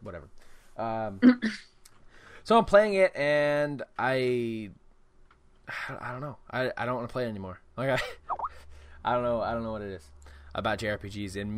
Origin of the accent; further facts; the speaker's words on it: United States; I'm an American